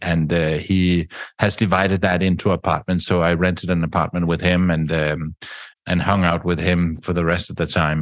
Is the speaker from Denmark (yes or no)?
yes; Denmark; I grew up in Denmark